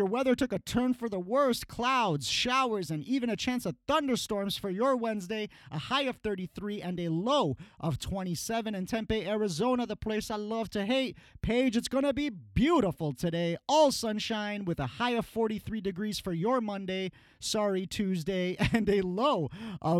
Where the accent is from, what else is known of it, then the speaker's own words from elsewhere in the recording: Iran; moved away; my home country